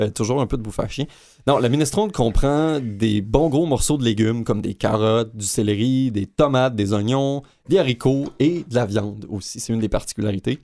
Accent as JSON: {"language": "French", "region": "Quebec", "country": "Canada", "tie": "born or raised there", "said": "ma région natale, le Saguenay-Lac-Saint-Jean"}